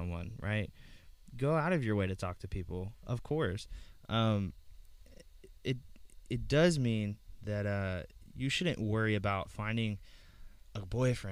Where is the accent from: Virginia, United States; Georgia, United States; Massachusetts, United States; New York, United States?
Georgia, United States; moved away; when I was growing up in Georgia